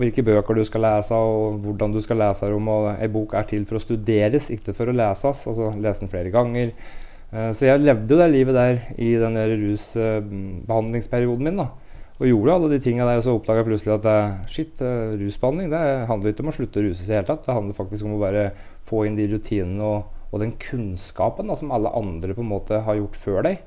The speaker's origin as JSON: {"language": "Norwegian", "town": "Brumunddal", "region": "Innlandet", "country": "Norway", "moved": "yes", "said": "jeg er fra Brumunddal, har vokst opp med …, …"}